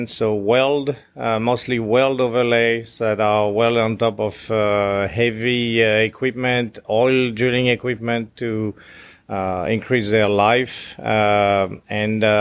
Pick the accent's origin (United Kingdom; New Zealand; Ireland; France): France; first language French; English is a second language; moved away as an adult; I grew up in France